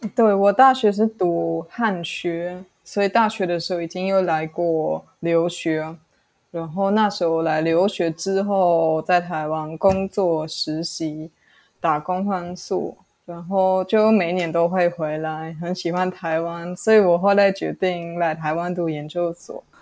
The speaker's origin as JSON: {"language": "Chinese", "country": "Germany", "tie": "born or raised there", "also_born_or_lived": "Italy", "second_language": "Chinese", "moved": "as an adult", "lives_now": "Taiwan", "said": "我在德国出生长大"}